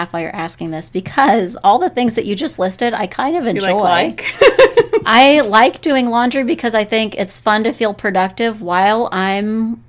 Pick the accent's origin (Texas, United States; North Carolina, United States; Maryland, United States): Texas, United States; North; moved away as an adult; So I'm from Texas, North Texas. Mm-hmm. And I went to North Texas.